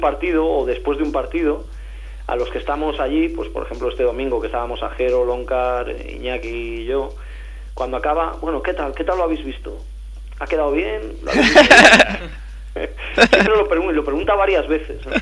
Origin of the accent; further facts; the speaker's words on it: Valladolid, Castile and León, Spain; moved away as an adult; now in Madrid, Spain; como yo me he criado en Valladolid, en mi infancia, adolescencia en Valladolid